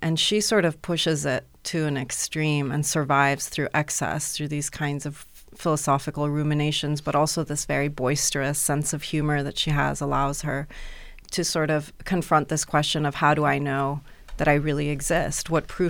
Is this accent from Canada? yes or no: no; Iran; also born or lived in United Arab Emirates / Europe / United States; I grew up in Iran and the Emirates, Europe and the States.